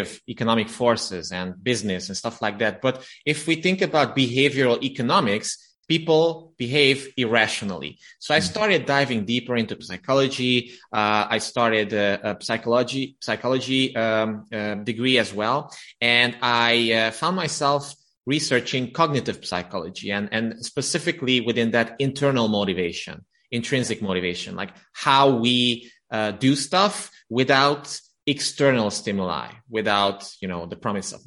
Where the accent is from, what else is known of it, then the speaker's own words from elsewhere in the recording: Romania; English is a second language; moved away as an adult; now in Budapest, Hungary; now I live in Budapest, Hungary, but I was born and raised in Romania